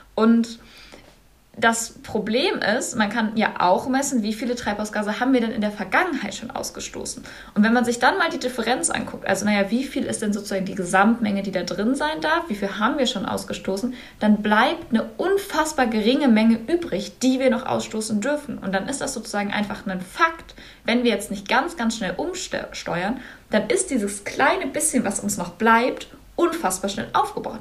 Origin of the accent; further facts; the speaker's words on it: North Rhine-Westphalia, Germany; ich komme aus Nordrhein-Westfalen